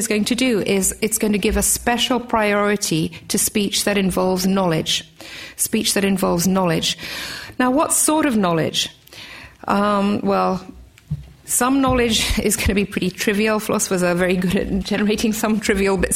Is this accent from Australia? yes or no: yes; Australia; also born or lived in England; I'm Australian as well as English.